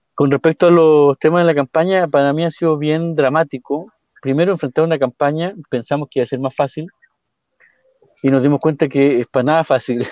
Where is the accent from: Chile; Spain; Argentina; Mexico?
Chile; Purén, Araucanía; donde somos nosotros, de Purén, del pueblo mapuche